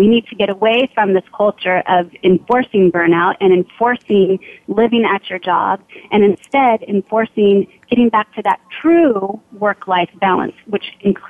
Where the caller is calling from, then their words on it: California, United States; I am calling from my home office in not-so-sunny California.